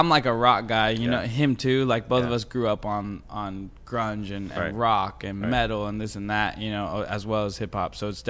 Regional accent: Berkeley, California, United States; moved away as an adult; now in Los Angeles, United States; I've been in LA 4 years. I'm from the Bay Area.

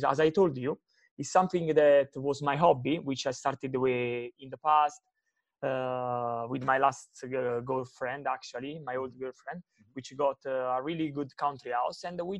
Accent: Sessa Aurunca, Campania, Italy; English is a second language; moved away; And I'm really proud to say that I'm from Sessarunca, which is a town of 14,000 people.

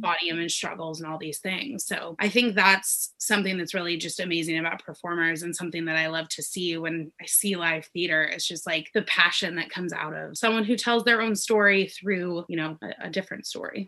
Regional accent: Denver, Colorado, United States; moved away as an adult; now in Los Angeles, United States; I'm originally from Denver, Colorado. I now live in Los Angeles

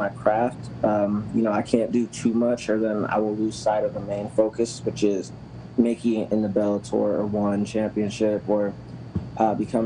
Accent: Massillon, Ohio, United States; also born or lived in Canton, Ohio; now in San Diego, United States; I grew up in Massillon and Canton

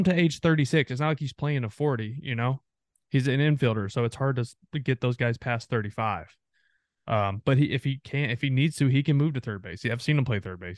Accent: three hours from Arlington, Texas, United States; I grew up three hours from, from Arlington

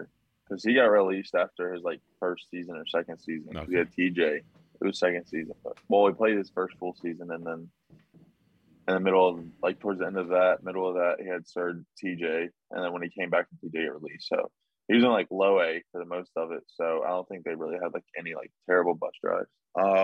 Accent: North Carolina, United States; I'm like from North Carolina

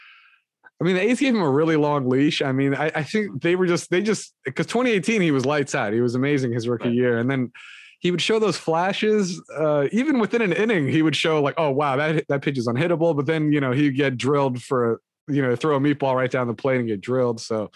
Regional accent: Moraga, California, United States; I grew up in Moraga

